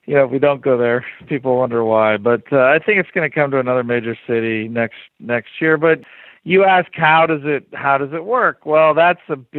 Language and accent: English; rural Ohio, United States; also born or lived in Wisconsin; I'm from rural Ohio. I was born in Wisconsin